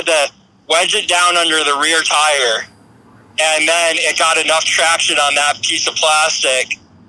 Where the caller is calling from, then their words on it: Lebanon, Pennsylvania, United States; I came from Lebanon, PA, which is out in the eastern side. It's near Hershey, PA, actually. I'm about 30 minutes down the road from Hershey.